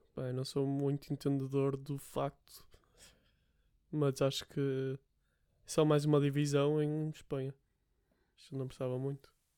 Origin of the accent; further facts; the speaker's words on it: Portugal; como português e cidadão europeu